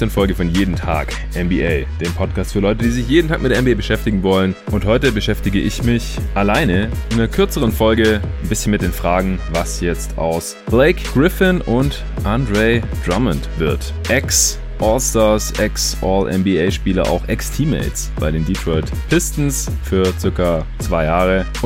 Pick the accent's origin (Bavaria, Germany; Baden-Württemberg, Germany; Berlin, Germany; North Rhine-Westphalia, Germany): Baden-Württemberg, Germany; Stuttgart; Ich bin ja jetzt in meiner alten Heimat in Stuttgart gerade für ein paar Tage.